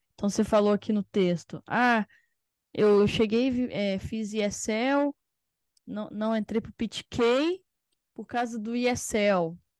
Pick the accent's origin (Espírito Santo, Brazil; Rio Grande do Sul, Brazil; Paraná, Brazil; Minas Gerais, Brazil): Espírito Santo, Brazil; eu sou do Espírito Santo